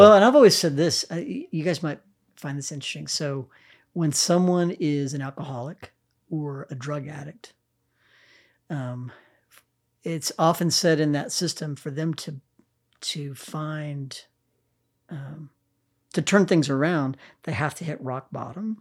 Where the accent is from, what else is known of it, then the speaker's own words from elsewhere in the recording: Cheyenne, Wyoming, United States; now in Oklahoma City, United States; I grew up in Wyoming